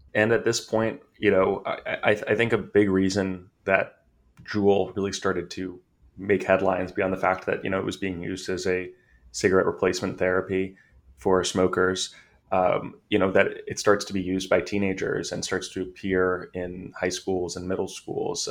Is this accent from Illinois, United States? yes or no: no; California, United States; I'm from California